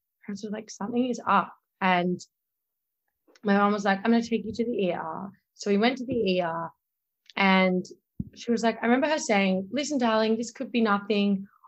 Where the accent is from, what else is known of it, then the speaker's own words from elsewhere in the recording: Australia; accent: Australian; now in New York City, United States; my Australian accent